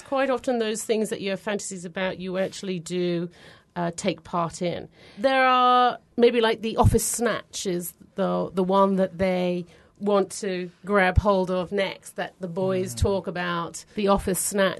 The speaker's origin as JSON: {"language": "English", "region": "England", "country": "United Kingdom", "said": "In England, there's lots of churches."}